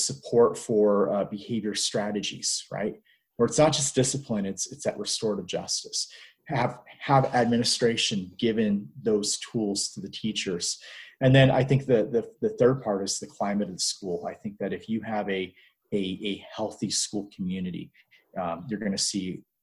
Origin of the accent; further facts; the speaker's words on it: United States; also born or lived in Hong Kong / Egypt; now in New Mexico, United States; I'm not Canadian. I'm an American teaching Canadian history